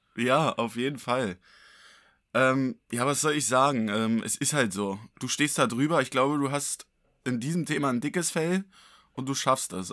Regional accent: Berlin, Germany; als Berliner

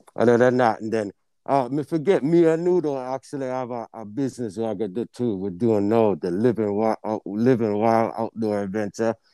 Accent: Jamaica; also born or lived in Portmore, Jamaica; now in Illinois, United States; When we grew up in Jamaica, we kinda grew up a different place there

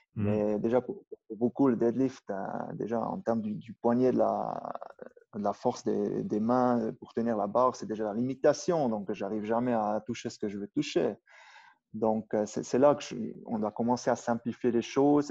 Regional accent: Brig, Valais, Switzerland; accent: Upper Valais German; first language Swiss German (Upper Valais dialect); French is a second language; also born or lived in Goms valley; la vallée de Gonche. Et puis j'ai grandi à Brigue.

